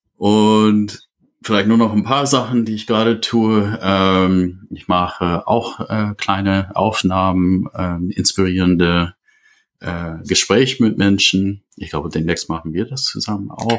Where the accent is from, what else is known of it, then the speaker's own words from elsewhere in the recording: United States; German is a second language; moved away as an adult; now in Germany; bin äh, aus einem englischsprachigen Raum äh, ursprünglich. Ich komme aus den USA. Ich bin seit 30 Jahren in Deutschland.